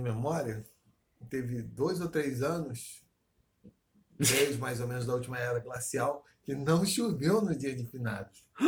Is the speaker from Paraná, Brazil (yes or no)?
no; Rio de Janeiro, Brazil; É campo Grande, entre aspas, ocidental, uma parte onde me criei